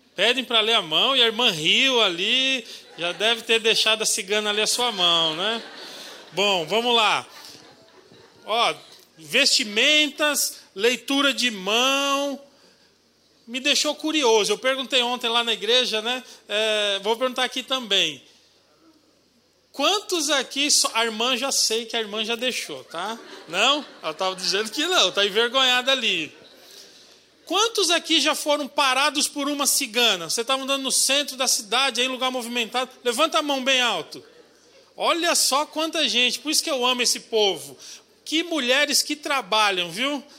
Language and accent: Portuguese; São Paulo, Brazil; Eu sou paulistano, nasci na capital, lá em São Paulo, mas sou filho de paraibano